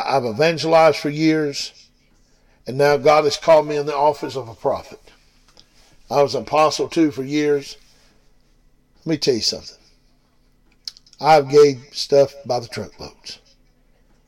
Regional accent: Blue Ridge, Georgia, United States; We're from Blue Ridge, Georgia

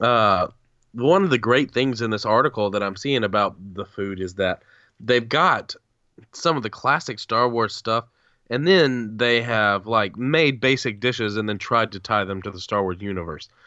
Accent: the South, United States; I'm, just as a Southerner

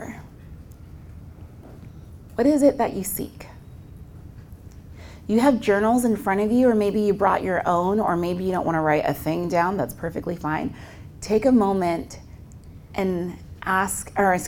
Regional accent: Southern California, United States; I'm originally from Southern California, and we're just kind of lazy with our words

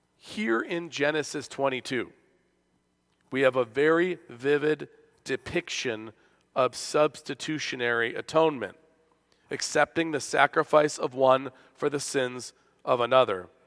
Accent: Buffalo, New York, United States; This is my hometown, as you know, of Buffalo

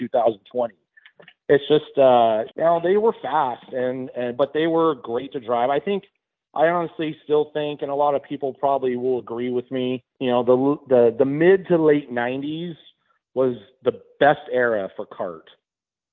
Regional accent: Southern California, United States; I came from Southern California

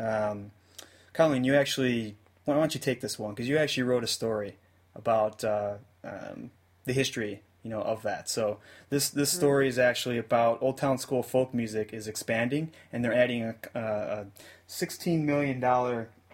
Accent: United States; as American music fans

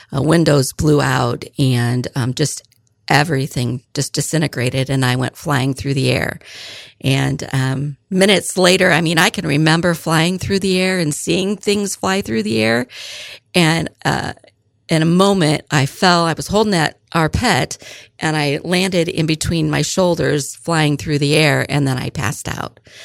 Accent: Fairbury, Illinois, United States; I was born and raised in Fairbury, Illinois, so not too far, a little bit north and east of here

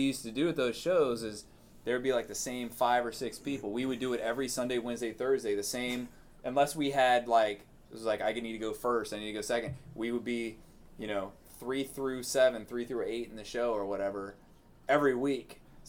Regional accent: Woodbridge, Virginia, United States; moved away; also born or lived in Fairfax, Virginia / Arlington, Virginia; So I grew up in Woodbridge, then I lived in Fairfax for a while, and then Arlington.

